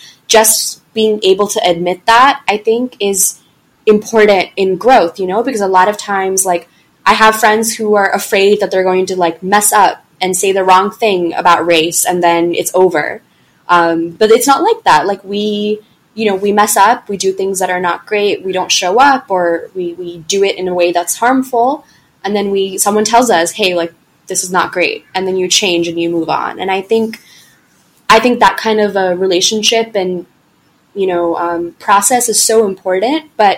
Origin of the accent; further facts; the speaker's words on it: the South, United States; because I just had such bad experiences growing up in the South or whatever it might be